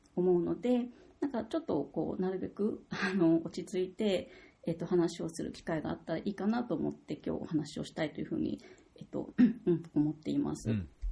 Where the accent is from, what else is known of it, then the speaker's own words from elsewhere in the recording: Tokyo, Japan; moved away as an adult; also born or lived in Myanmar; now in Niigata, Japan; 出身は東京なので東京の大学院通っていた